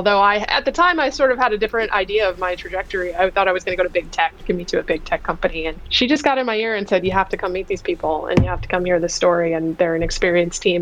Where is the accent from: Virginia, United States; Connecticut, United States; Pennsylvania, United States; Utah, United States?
Virginia, United States; moved away as an adult; now in California, United States; I grew up in Virginia. I'm an East Coaster, a recovering East Coaster who's now been in California for a really long time.